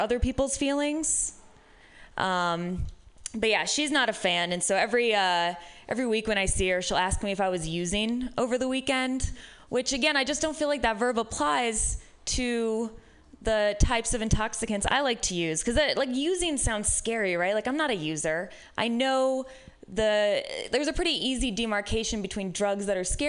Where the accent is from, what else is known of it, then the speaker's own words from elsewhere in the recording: Midwest, United States; now in San Francisco, United States; I am from the Midwest